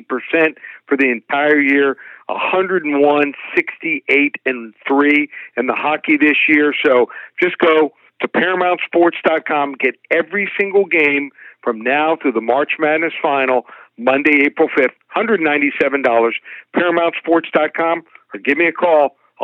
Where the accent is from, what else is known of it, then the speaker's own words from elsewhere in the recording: Abilene, Texas, United States; born there; I was born in Abilene, Texas. My dad was in the Air Force Base as a dentist.